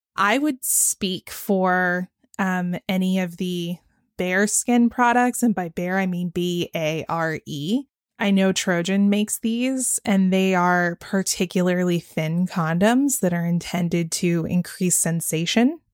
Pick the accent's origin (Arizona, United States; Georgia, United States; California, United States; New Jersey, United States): Georgia, United States; growing up in Georgia where they do abstinence only education